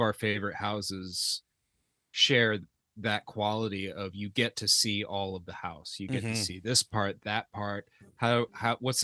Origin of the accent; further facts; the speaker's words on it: the South, United States; We grew up in the South